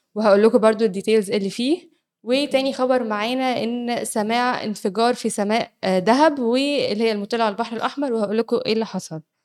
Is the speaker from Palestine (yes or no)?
no; Egypt; عندنا في مصر